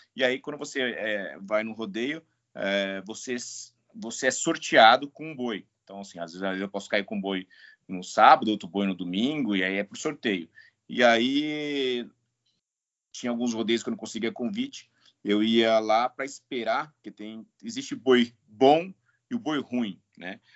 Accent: Bebedouro, São Paulo, Brazil; Eu sou natural de Bebedouro, ali da região de, de Barretos. Nasci e vivi na roça até meus 25 anos

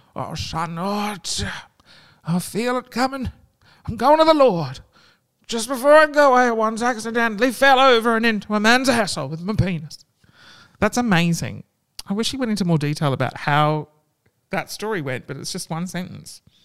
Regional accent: Australia; That's what we like to do in Australia

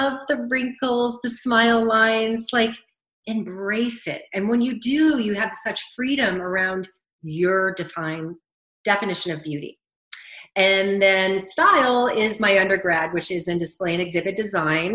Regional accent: Cleveland, Ohio, United States; moved away; also born or lived in Canada; I was born and raised in Cleveland, Ohio, and spent all my summers in New York City

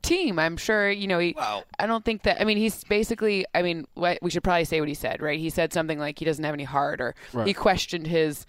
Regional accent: Michigan, United States; I'm from Michigan.

